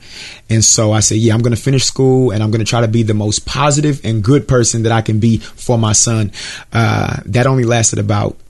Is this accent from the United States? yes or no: yes; Richmond, California, United States; I'm from Richmond, California, which is in Northern California, San Francisco Bay Area.